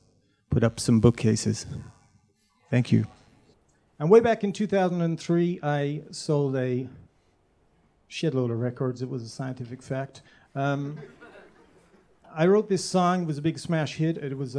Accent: Duluth, Minnesota, United States; I'm from Duluth, Minnesota, USA.

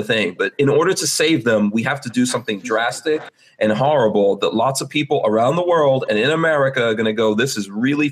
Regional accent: New York City, New York, United States; I grew up in Farrakhan in the 80s and how it was so violent

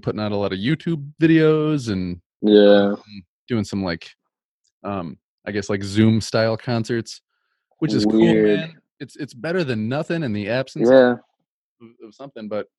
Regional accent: Lansing, Michigan, United States; moved away; I'm originally from the Lansing area too, so not too far from Jackson

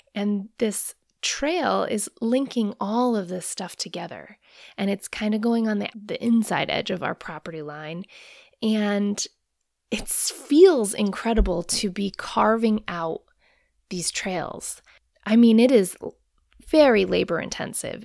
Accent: Rhode Island, United States; moved away as an adult; also born or lived in Hawaii; now in Maine, United States; I grew up in Rhode Island

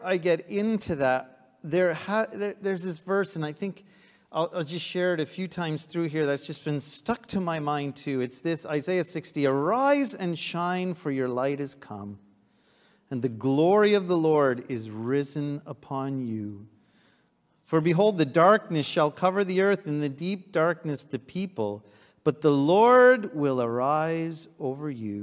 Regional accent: Trenton, Ontario, Canada; also born or lived in Ottawa; I grew up in Trenton, and at that church

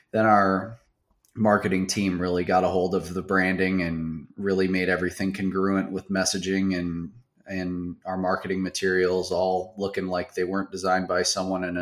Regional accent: Baraboo, Wisconsin, United States; I grew up in South Central Wisconsin. Uh, very, very small town. Uh, it's called Baraboo.

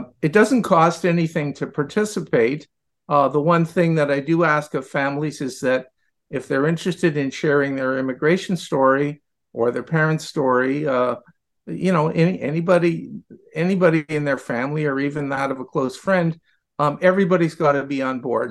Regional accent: Ottawa, Ontario, Canada; I'm not an immigrant. I was born in Ottawa, but my father was an immigrant

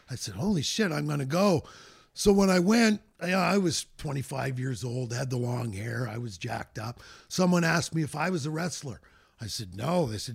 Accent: Fredericton, New Brunswick, Canada; moved away as an adult; But I grew up in the Maritimes. In Fredericton, New Brunswick.

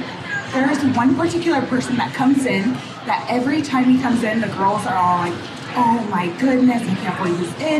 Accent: Portland, Oregon, United States; I'm from Portland, Oregon.

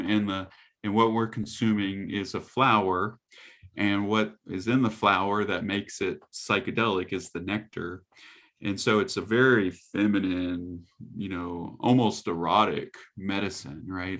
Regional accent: the South, United States; I grew up in the South

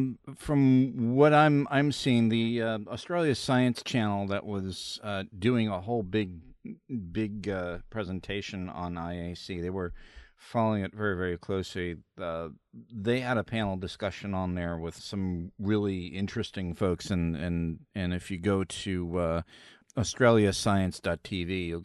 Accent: Missouri, United States; you know, yeah, I'm from Missouri.

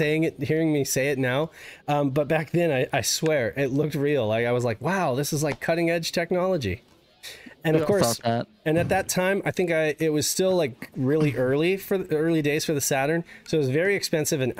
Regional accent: Reno, Nevada, United States; now in Southern California, United States; Growing up in Reno

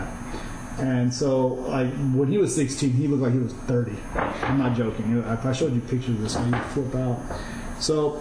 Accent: Fargo, North Dakota, United States; first language Kurdish; also born or lived in Iranian Kurdistan / Germany; My first childhood memories, like the first thing I really remember of anything, is Fargo, North Dakota

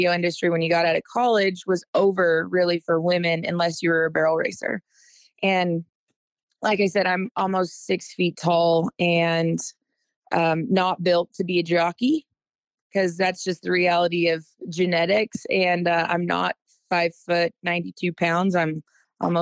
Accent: Northern California, United States; moved away as an adult; also born or lived in San Luis Obispo, California; now in La Junta, United States; I grew up in California. So Northern California is where I grew up and call home

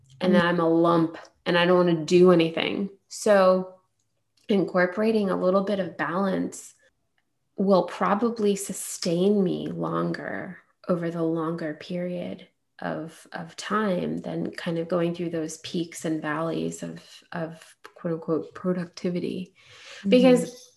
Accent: India; as an Indian woman

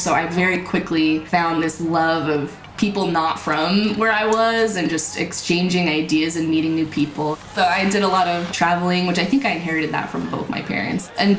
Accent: Utah, United States; also born or lived in Texas; My pronouns are she, they, and I'm from Utah in the U.S. I was originally born in Texas to some Mormon military parents.

